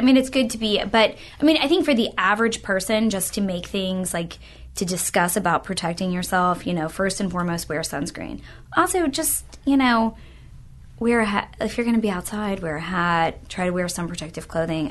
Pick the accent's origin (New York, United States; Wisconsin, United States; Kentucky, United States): Kentucky, United States; Louisville; moved away as an adult; now in Tampa, United States; I'm originally from Louisville, Kentucky, and I went to medical school in Louisville